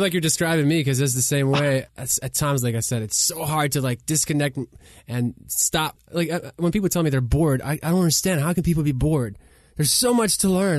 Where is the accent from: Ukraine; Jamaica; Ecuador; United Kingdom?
Ukraine; Kyiv; English is a second language; now in United States; We grew up in Kiev, Ukraine, three-bedroom apartment, no washer and dryer